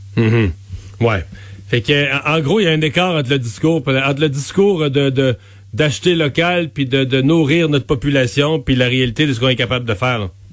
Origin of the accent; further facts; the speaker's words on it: Bas-Saint-Laurent, Quebec, Canada; je vous amène dans mon coin de pays, dans le bas du fleuve